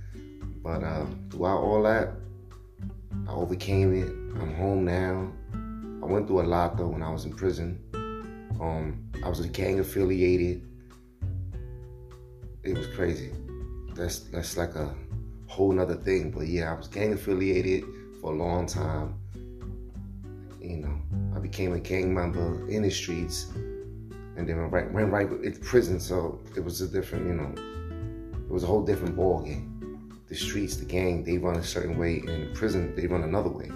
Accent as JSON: {"language": "English", "town": "New York City", "region": "New York", "country": "United States", "tie": "born or raised there", "said": "I was born and raised in Harlem"}